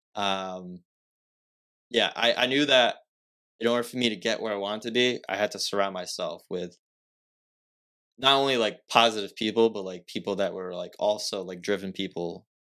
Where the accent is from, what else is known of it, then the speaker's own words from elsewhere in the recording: Fall River, Massachusetts, United States; I'm from Fall River